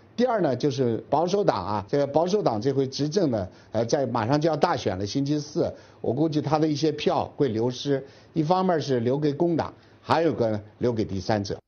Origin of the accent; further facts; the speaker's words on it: China; 我们中国人